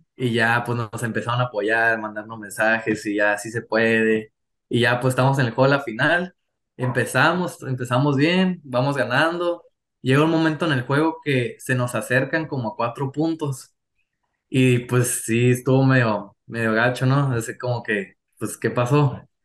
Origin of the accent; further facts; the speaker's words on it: Mexico; also born or lived in California, United States / Tijuana; yo nací en Estados Unidos, pero pues mis papás y mi mamá, todos son mexicanos, así que sí. Y llevo toda mi vida viviendo aquí en México